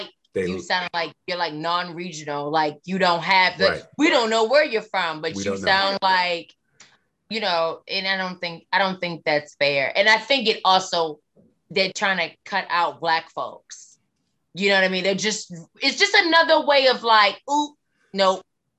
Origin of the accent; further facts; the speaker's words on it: the South, United States; accent: Southern; everyone would be like, you sound Southern. Where are you from?